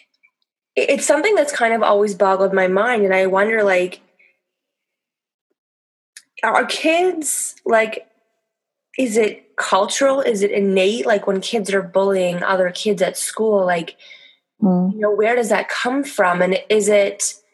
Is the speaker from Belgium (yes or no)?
no; Canada; now in France; I grew up in, I'm Canadian, and Canada's very multicultural.